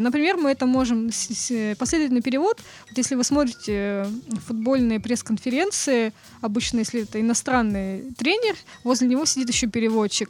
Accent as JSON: {"language": "Russian", "region": "Kamchatka Krai", "country": "Russia", "tie": "born or raised there", "said": "Я родилась на Камчатке"}